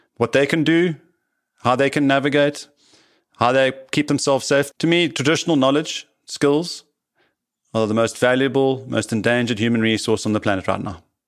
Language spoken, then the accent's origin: English; South Africa; also born or lived in Cape Town / Johannesburg / Paarl; I am a South African, born and bred, seventh generation here